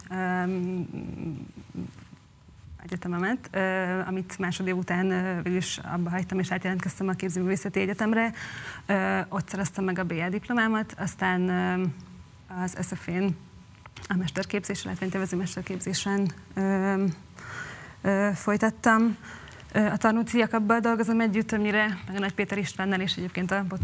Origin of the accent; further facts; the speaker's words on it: Sfântu Gheorghe, Covasna County, Romania; born there; és ott most fogok először a szülővárosomban dolgozni